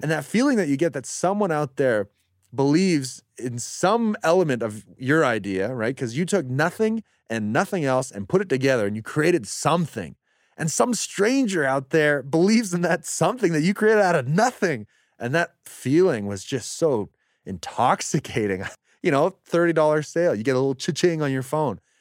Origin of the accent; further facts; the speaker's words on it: Calgary, Alberta, Canada; also born or lived in Nova Scotia / Sweden; growing up in Calgary